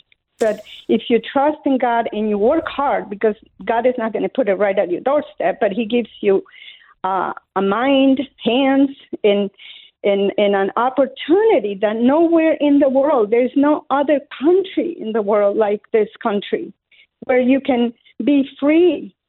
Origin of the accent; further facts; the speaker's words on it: Colombia; English is a second language; moved away as an adult; now in United States; I was born in Colombia, South America, up in the mountains, where we had no running water, no electricity, nothing, not even a radio to listen to the news. And I came to this country at the age of 18 years old with $10 in my pocket, no English.